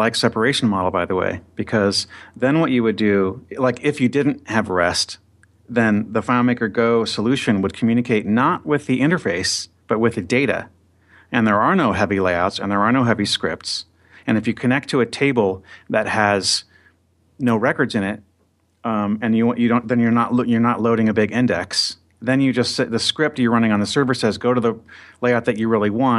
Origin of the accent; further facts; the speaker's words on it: California, United States; It took me right back to the 80s and growing up in Southern California.